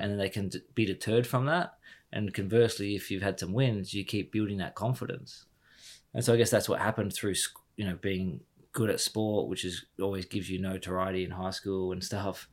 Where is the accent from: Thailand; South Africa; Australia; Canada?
Australia; Harvey, Western Australia; born or raised there; moved away as an adult; also born or lived in United Kingdom